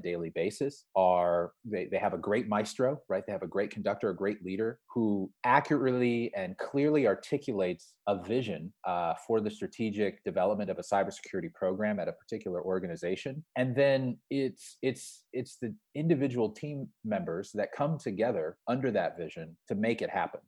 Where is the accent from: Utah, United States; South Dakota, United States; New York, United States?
South Dakota, United States; Sioux Falls; I'm a kid from Sioux Falls, South Dakota